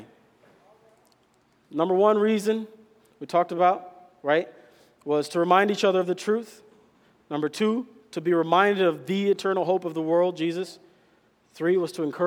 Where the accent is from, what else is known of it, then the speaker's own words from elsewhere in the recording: Kenya; I'm Kenyan